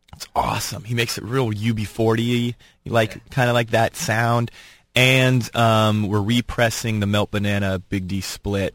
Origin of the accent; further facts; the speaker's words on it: Boston, Massachusetts, United States; we're from Boston